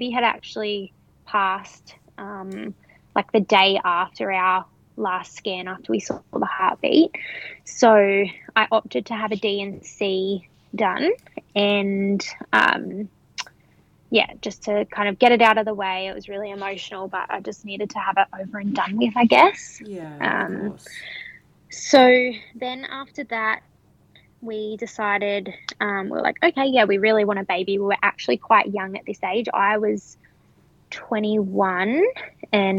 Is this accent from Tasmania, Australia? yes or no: no; Hunter Valley, New South Wales, Australia; I am from the Hunter Valley